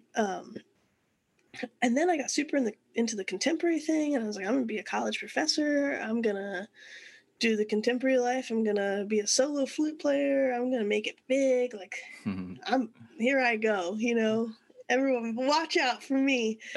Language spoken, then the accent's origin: English; San Antonio, Texas, United States; we moved to San Antonio when I was in third grade